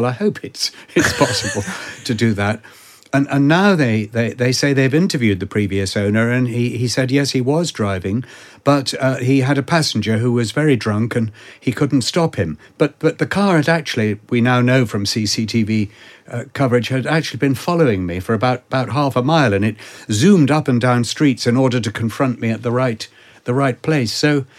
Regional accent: United Kingdom; Being British, I did the usual thing and took absolutely no notice and pretended it wasn't happening and carried on walking.

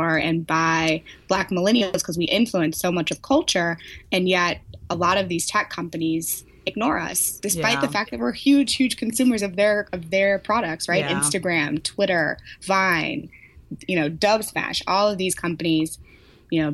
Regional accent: St. Louis, Missouri, United States; moved away as an adult; also born or lived in Silicon Valley; now in San Francisco, United States; I'm from St. Louis, born and raised, went to undergrad there at WashU

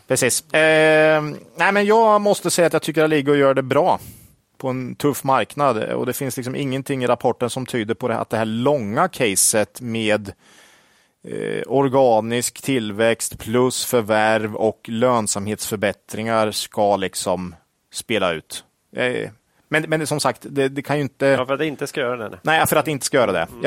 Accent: Sweden; Som svensk

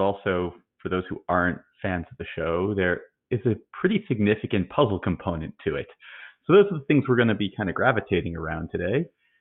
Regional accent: New Jersey, United States; I'm from the great state of New Jersey

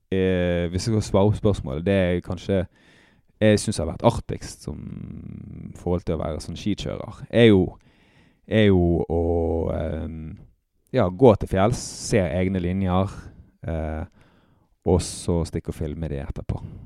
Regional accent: Bergen, Vestland, Norway; jeg er oppvokst på Nattelandsfjellet i Bergen

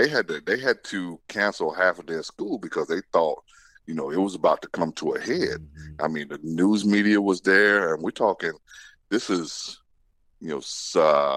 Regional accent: US South, United States; Yeah, like I said, growing up in the South, man, I've had to deal with it.

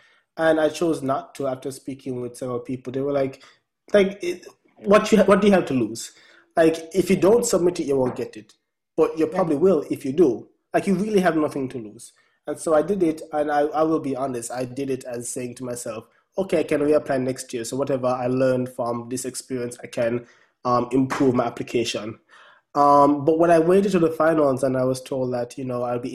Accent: Jamaica; now in United States

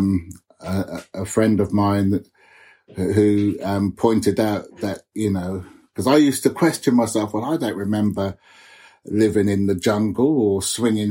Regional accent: Oxford, South East England, United Kingdom; I grew up in Oxford. I was the only one of my family born here

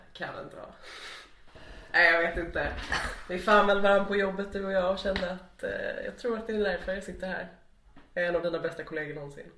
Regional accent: Stockholm, Stockholm County, Sweden; moved away as an adult; also born or lived in Lund; now in Malmö, Sweden; Jag har fötts där, jag har vuxit upp där, jag har eh, spenderat min absolut största del av livet där.

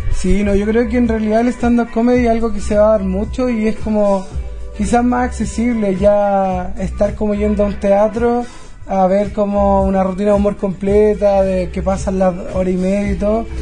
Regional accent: Los Ángeles, Biobío, Chile; moved away as an adult; now in Concepción, Chile; yo vengo de Los Ángeles, eh, me instauro acá, vivo en Conce por mi estudios

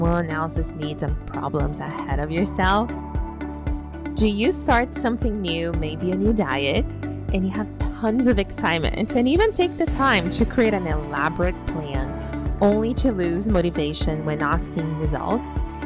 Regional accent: Brazil; now in Canada; we're from Brazil

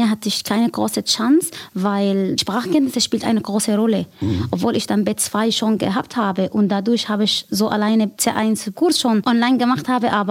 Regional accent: Syria; German is a second language; now in Germany; Ich komme aus Syrien

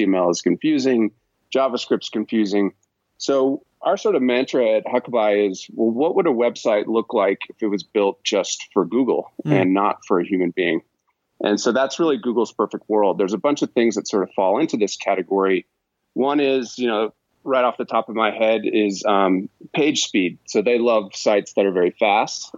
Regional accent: Boston, Massachusetts, United States; now in Park City, United States; I'm originally from the Boston area, but yeah. Now I reside in the mountain town of Park City, Utah

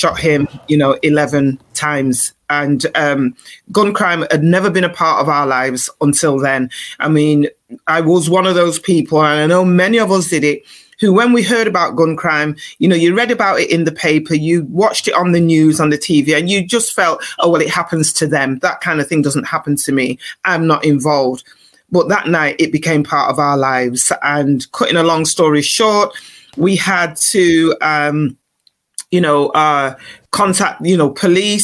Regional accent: Manchester, North West England, United Kingdom; moved away as an adult; also born or lived in London; now in Manchester, United Kingdom; we're from Manchester originally, born and bred

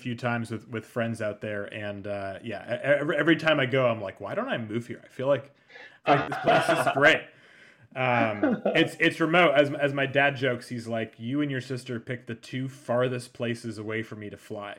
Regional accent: Massachusetts, United States; moved away as an adult; also born or lived in Prescott, Arizona / New York; I grew up in Massachusetts on the water, so you know, being close to the ocean is huge for me.

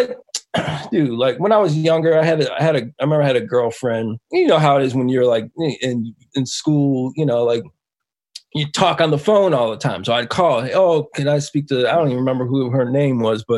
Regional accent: Buffalo, New York, United States; moved away; growing up in Buffalo

